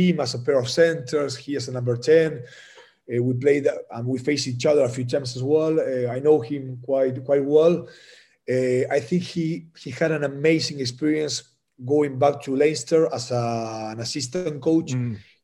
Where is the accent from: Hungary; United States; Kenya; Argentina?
Argentina; first language Spanish; English is a second language